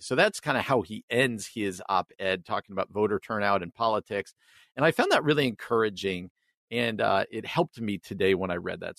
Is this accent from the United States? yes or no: yes; New Jersey, United States; I grew up in New Jersey, outside of New York City